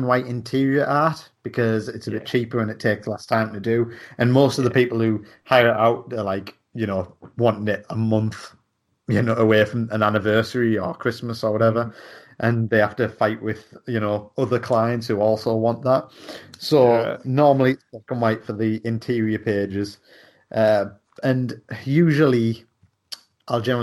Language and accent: English; Darlington, North East England, United Kingdom; I'm from Darlington